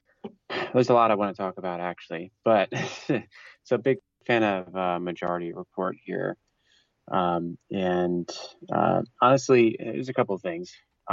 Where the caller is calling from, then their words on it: Pennsylvania, United States; Hey, Matt … from Pennsylvania.